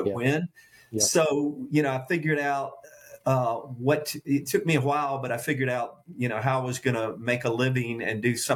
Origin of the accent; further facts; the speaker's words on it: coastal plain of Virginia, United States; the part of the coastal plain I grew up in Virginia